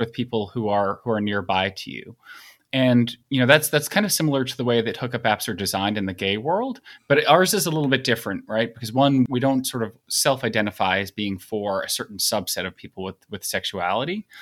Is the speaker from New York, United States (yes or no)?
yes; Long Island, New York, United States; I grew up on Long Island and live in New York City, where I've lived for fifteen and a half years